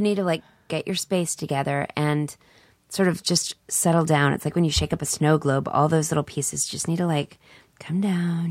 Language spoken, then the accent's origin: English; Dallas, Texas, United States; I'm from Dallas